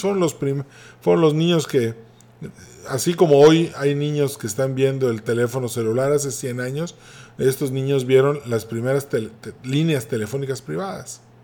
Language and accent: Spanish; Mexico